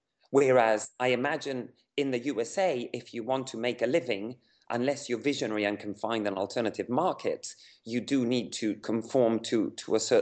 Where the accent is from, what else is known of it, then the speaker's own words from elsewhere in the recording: Havana, Cuba; Yeah, I wasn't born, but I grew up in Havana. Yeah, my parents were communists in the late 60s, and in their quest to find an alternative life, they moved to Havana. So I grew up there